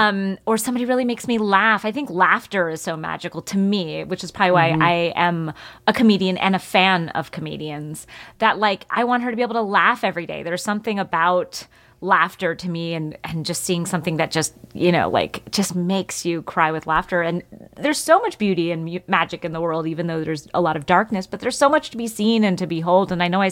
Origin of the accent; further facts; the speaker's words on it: East Coast, United States; we got to take her to the Southwest, which I had never seen before growing up on the East Coast.